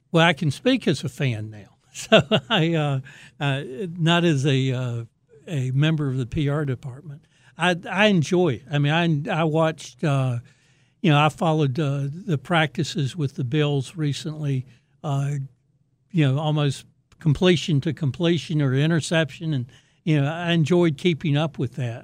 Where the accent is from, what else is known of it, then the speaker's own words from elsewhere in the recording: Raleigh, North Carolina, United States; I grew up in Raleigh, went to N C State